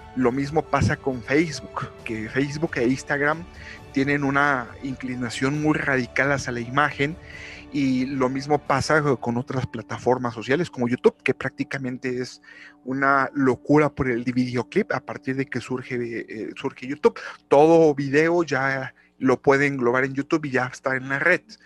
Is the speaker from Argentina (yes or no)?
no; Mexico; en mi país México